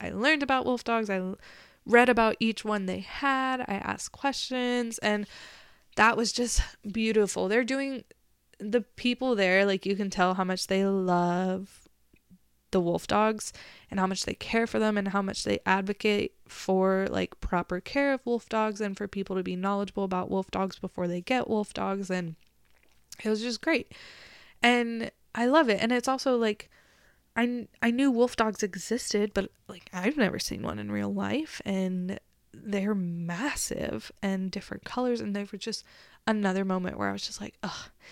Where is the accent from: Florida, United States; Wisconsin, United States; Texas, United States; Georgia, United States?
Texas, United States; I was from Texas